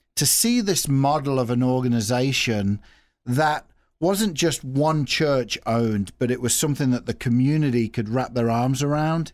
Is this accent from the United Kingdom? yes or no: yes; Nuneaton, West Midlands, United Kingdom; also born or lived in Australia; now in Peoria, United States; Originally from England, uh, if you're looking at a map of England, if you put your finger right in the middle of England, there's a town, uh, called Coventry